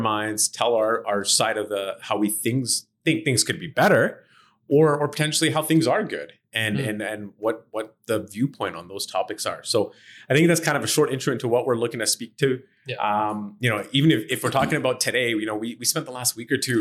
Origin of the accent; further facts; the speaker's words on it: Edmonton, Alberta, Canada; born and raised in Edmonton, been here for almost 40 years